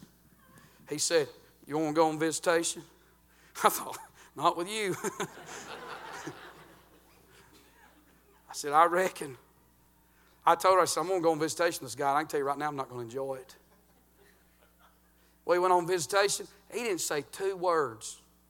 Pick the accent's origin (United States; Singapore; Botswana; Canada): United States; I'm from Murray County